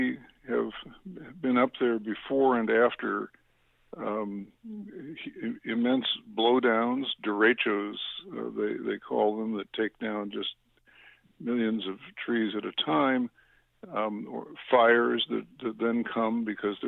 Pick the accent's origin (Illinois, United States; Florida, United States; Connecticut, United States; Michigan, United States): Illinois, United States; Chicago; I grew up in the Chicago suburbs